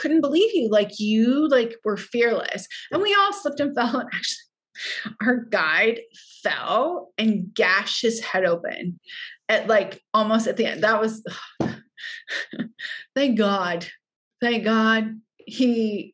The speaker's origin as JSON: {"language": "English", "region": "Hawaii", "country": "United States", "moved": "yes", "said": "I was also from Hawaii."}